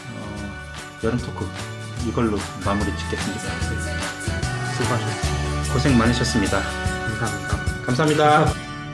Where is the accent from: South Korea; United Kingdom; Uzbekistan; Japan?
South Korea; Seoul; moved away; 저는 서울 출신이라서 수영을 못해요.